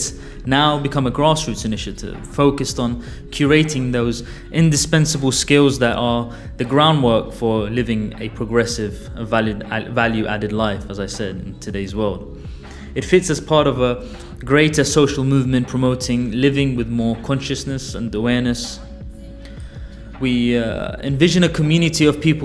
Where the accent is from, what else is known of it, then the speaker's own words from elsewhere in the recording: Baghdad, Baghdad Governorate, Iraq; moved away; also born or lived in London, United Kingdom; I was born in Baghdad and was raised my formative years there. I also grew up in London